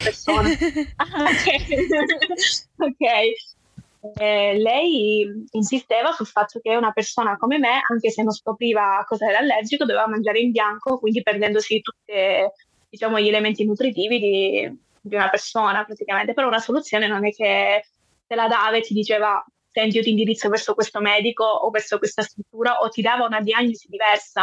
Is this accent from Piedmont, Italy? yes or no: no; Calabria, Italy; sono della Calabria